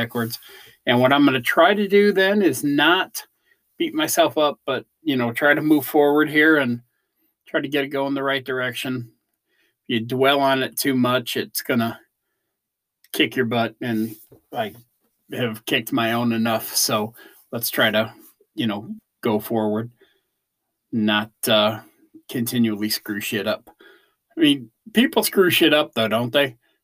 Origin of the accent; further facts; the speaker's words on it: Chicago, Illinois, United States; I'm from Chicago